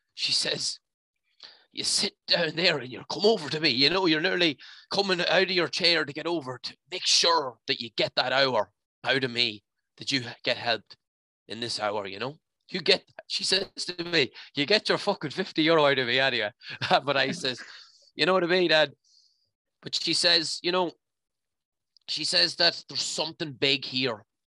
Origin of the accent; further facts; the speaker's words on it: County Leitrim, Connacht, Ireland; I'm from the Mad Mile in County Leitrim